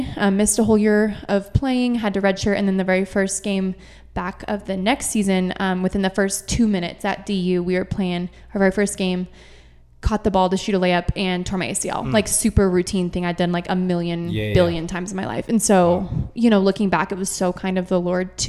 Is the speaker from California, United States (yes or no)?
no; Grand Junction, Colorado, United States; grew up here in Grand Junction